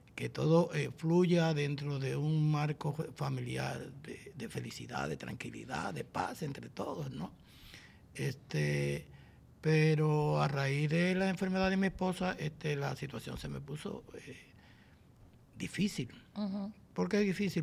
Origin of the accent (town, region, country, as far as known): San José de Ocoa, Dominican Republic; born or raised there